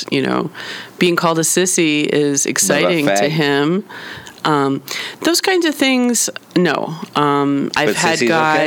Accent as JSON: {"language": "English", "town": "Philadelphia", "region": "Pennsylvania", "country": "United States", "said": "I'm from Philadelphia"}